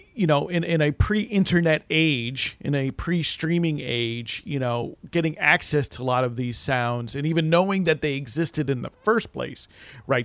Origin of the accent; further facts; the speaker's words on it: New Jersey, United States; as a kid growing up in New Jersey in the 80s